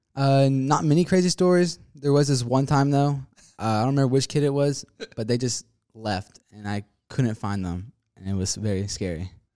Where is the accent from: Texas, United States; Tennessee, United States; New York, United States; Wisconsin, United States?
Texas, United States; Spring; also born or lived in Liberty Hill, Texas; I currently live in Spring, Texas right now